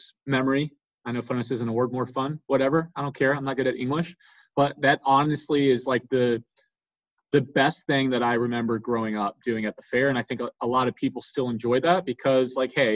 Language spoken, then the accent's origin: English; Fuquay-Varina, North Carolina, United States; I've born and raised in Fuquay